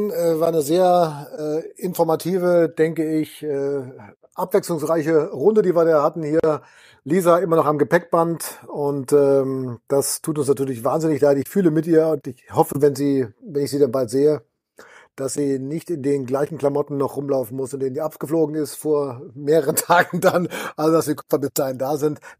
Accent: Dortmund, North Rhine-Westphalia, Germany; Dortmunder Bier ist weltberühmt, halt ja. Also da kriegst du in meiner Heimatstadt jede Menge davon.

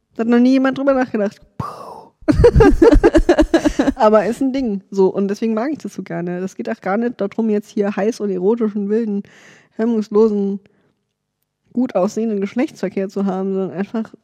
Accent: Saarland, Germany; im Saarland, wo ich herkomme

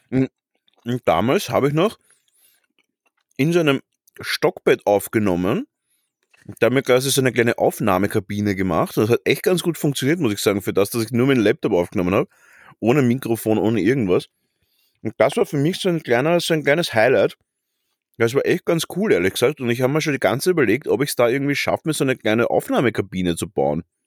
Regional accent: Vienna, Austria; wie man als Wiener sagt

